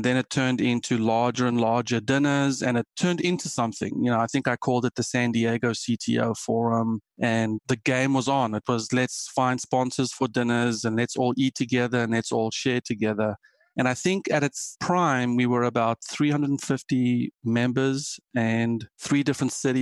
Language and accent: English; South Africa; moved away as an adult; also born or lived in Germany; now in United States; I am South African